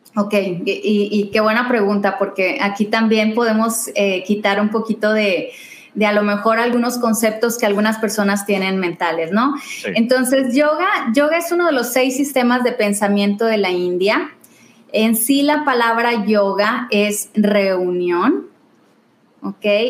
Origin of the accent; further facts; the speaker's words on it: Tampico, Tamaulipas, Mexico; moved away as an adult; also born or lived in Mexico City; yo soy de Tampico